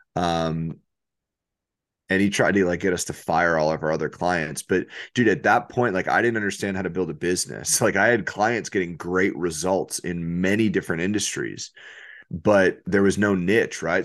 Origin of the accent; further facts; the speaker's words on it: New York, United States; I'm from New York.